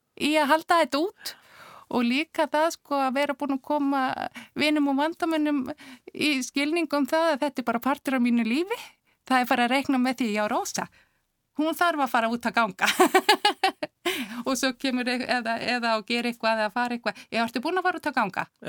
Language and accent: Icelandic; Akureyri, Northeastern Region, Iceland; moved away as an adult; also born or lived in Reykjavík; ég er frá Akureyri. Hmm. Akureyri yngur. Bjóð þar til eh, Tvítöks og flutti svo hérna í bæin eftir stúdinspróf